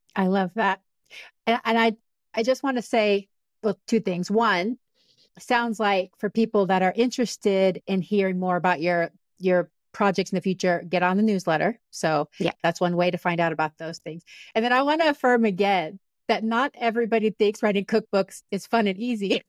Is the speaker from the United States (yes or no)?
no; Panama; moved away; I'm from Panama originally